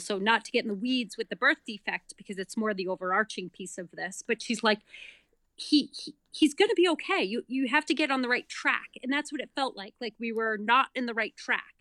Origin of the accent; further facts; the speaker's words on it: Massachusetts, United States; moved away as an adult; also born or lived in New York City / Denver / Boston; now in North Andover, Massachusetts, United States; I grew up in Massachusetts, went to college in Massachusetts, lived in New York City for over ten years.